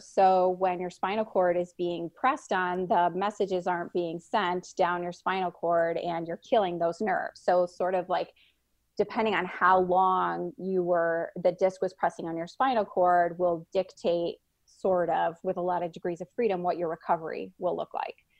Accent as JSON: {"language": "English", "town": "Chicago", "region": "Illinois", "country": "United States", "moved": "as an adult", "said": "I'm from Chicago"}